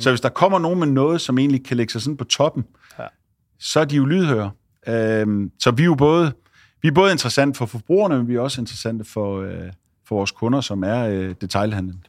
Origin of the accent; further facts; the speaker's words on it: Esbjerg/Ribe area, Southern Denmark, Denmark; Esbjerg, Ribe og uh, ude på, uh, hvor jeg kommer fra